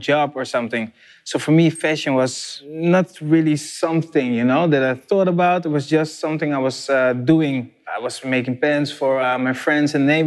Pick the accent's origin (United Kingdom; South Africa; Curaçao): Curaçao; now in Netherlands; I was from Curaçao